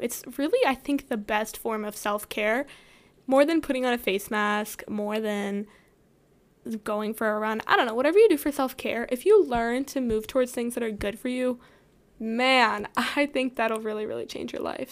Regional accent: the South, United States; growing up in the South

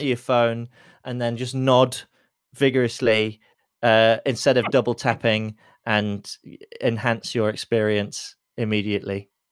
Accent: Lincoln, East Midlands, United Kingdom; now in London, United Kingdom; as a Londoner, as a proud Londoner, you know, I was born in Lincoln and I'm, I'm proud to be from Lincoln

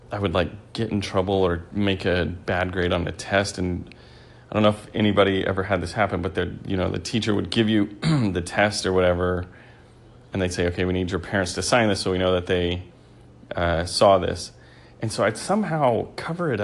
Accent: New Mexico, United States; now in Texas, United States; I grew up in a small town in New Mexico

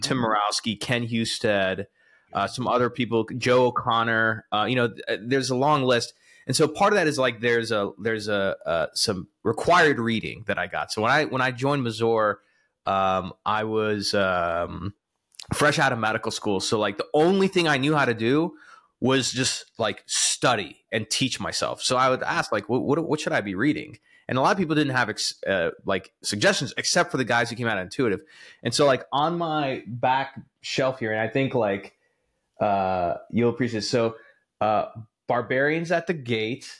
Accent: the South, United States; I'm from the South

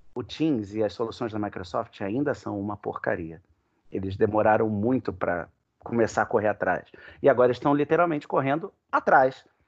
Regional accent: Rio de Janeiro, Brazil; um café lá na minha terra, lá no Leblon

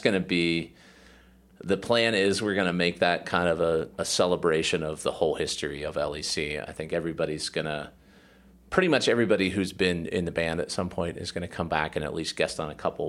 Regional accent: Erie, Pennsylvania, United States; I'm from Erie

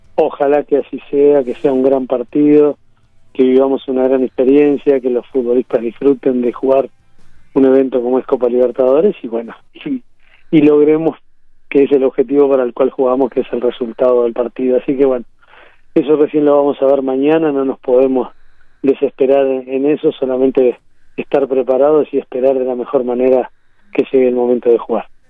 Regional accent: Uruguay; moved away as an adult; also born or lived in Honduras; tenía ganas de volver al país

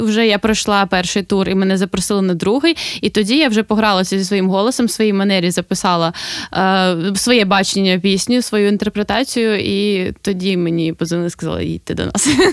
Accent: Sloviansk, Donetsk Oblast, Ukraine; now in Kolomyia, Ukraine; Я зі Слов'янська

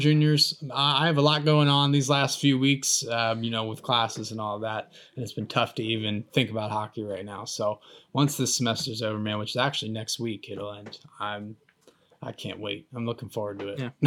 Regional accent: United States; I'm an American

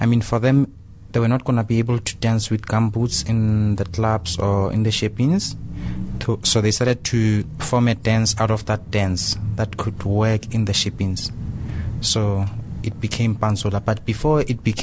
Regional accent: Soweto, Gauteng, South Africa; also born or lived in Brussels; I'm from Soweto

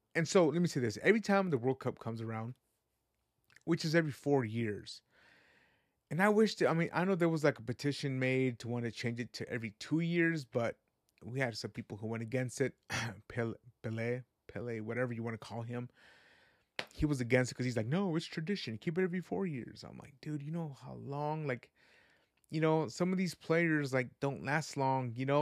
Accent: West Coast, United States; also born or lived in Guadalajara, Jalisco, Mexico; I was raised in the West Coast

